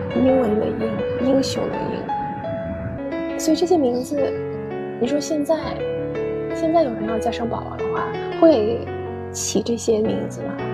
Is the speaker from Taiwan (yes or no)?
no; China; first language English; Chinese is a second language; also born or lived in United Kingdom; 到了中国之后 三年级开始上英语课